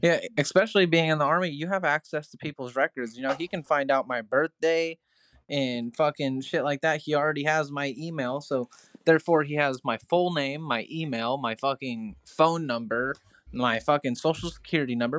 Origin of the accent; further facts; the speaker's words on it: Crescent, Iowa, United States; also born or lived in Mount Ayr, Iowa; whenever I moved from Mount Air, Iowa to Crescent, Iowa, we used to call it Little Chicago as well because the train leads from Chicago straight through my town